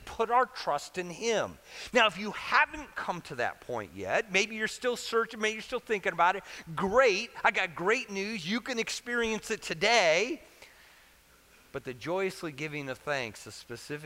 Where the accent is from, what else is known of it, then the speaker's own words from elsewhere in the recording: Central Illinois, United States; So I grew up in Central Illinois during grade school.